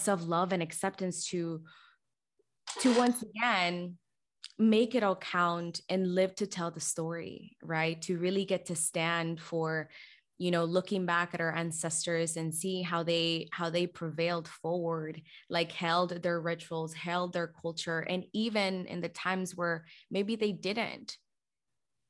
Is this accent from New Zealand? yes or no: no; Guatemala; moved away; I'm from Guatemala